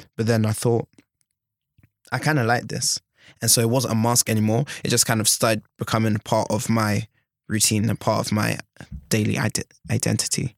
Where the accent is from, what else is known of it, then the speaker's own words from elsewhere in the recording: London, United Kingdom; moved away as an adult; now in Bath, United Kingdom; I'm from London. I'm a city boy